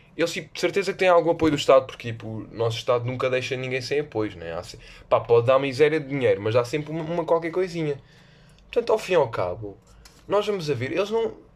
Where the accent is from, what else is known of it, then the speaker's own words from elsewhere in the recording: Lisbon, Portugal; eu sou do, de Lisboa